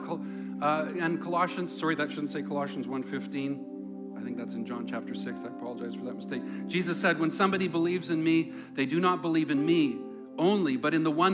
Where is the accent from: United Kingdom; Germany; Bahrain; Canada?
Canada; Langley, British Columbia; where I grew up in the Lower Mainland